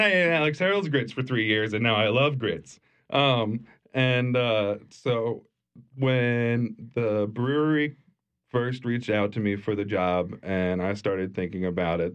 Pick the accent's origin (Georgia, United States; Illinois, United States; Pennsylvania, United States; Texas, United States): Pennsylvania, United States; moved away as an adult; also born or lived in Pittsburgh; now in New Orleans, United States; I grew up in Pennsylvania and moved to Pittsburgh for culinary school when I was nineteen